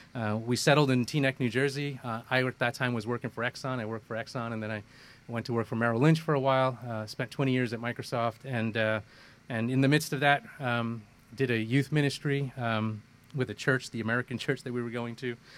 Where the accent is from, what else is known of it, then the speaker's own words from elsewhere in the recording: Kerala, India; also born or lived in Kolkata, India; now in United States; I was born in India. Um, uh, born in the southern part of India in Kerala state, uh, lived in Calcutta, which is where my parents were. I moved to the U.S. in uh, in 1975.